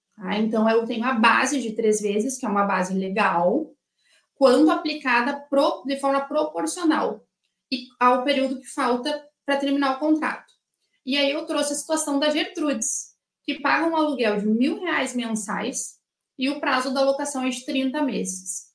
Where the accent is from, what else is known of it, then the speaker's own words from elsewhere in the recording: Rio Grande do Sul, Brazil; Eu sou aqui do Rio Grande do Sul